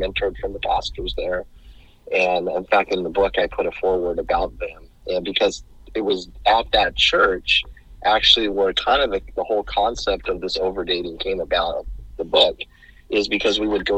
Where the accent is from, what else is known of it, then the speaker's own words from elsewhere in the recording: Gilroy, California, United States; I was born and raised in Gilroy, like I said, a small community.